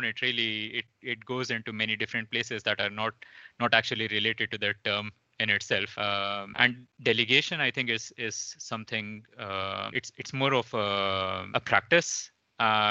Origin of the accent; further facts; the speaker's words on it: India; moved away; Originally, I'm from India, coming from a really small town